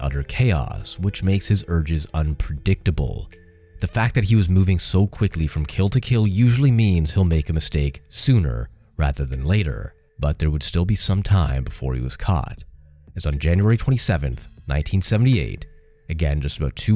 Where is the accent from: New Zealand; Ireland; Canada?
Canada; I'm Canadian